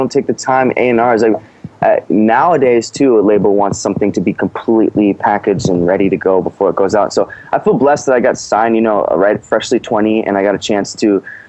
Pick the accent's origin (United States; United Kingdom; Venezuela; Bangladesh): United States; St. Louis, Missouri; Well, I'm from St. Louis. I've been many places in the world and grew up in many places, but I consider my hometown St. Louis.